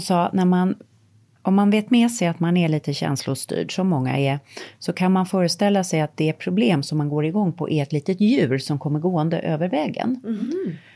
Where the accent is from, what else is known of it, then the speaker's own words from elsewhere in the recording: Sweden; moved away; Jag har bott utomlands halva mitt liv mm. och ehm, älskar Sverige naturligtvis. Det är mitt hemland.